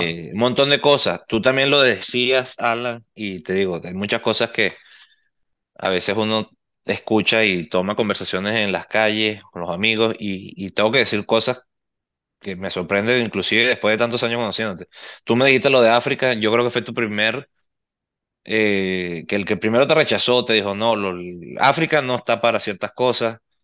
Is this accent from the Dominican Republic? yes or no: no; Venezuela; como venezolano y como seguidor del fútbol